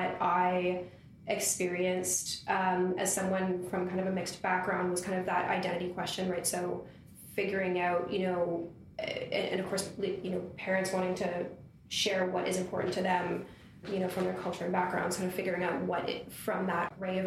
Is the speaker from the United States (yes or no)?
no; Toronto, Ontario, Canada; I am from Toronto